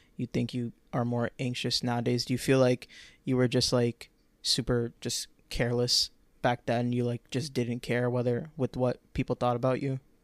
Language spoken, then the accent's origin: English; Orlando, Florida, United States; Orlando, my hometown.